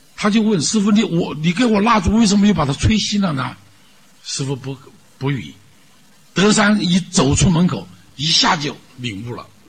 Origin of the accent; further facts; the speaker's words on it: China; 我们中国人不太信宗教